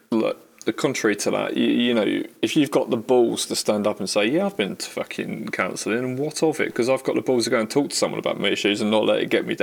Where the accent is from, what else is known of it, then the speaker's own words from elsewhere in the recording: United Kingdom; We're British.